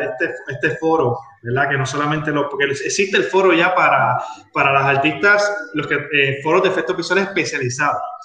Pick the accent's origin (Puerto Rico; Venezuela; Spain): Puerto Rico; somos muchos los puertorriqueños que hemos trabajado en películas